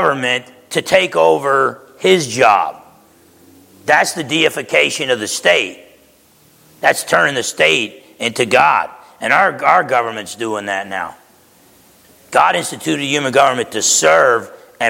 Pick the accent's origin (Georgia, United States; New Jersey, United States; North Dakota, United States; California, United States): New Jersey, United States; East Orange; I grew up in East Orange, New Jersey